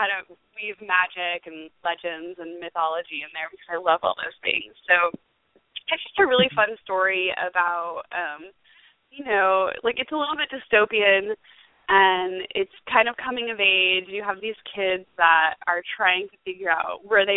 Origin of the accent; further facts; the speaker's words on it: Pennsylvania, United States; now in St. Augustine, United States; I just got to go home to my hometown in Pennsylvania and speak at my old high school